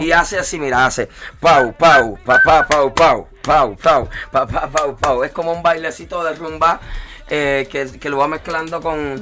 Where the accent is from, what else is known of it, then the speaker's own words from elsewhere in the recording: Cuba; moved away as an adult; also born or lived in Florida / Mexico City; yo soy un cubano que quemó el pasaporte pero no pienso regresar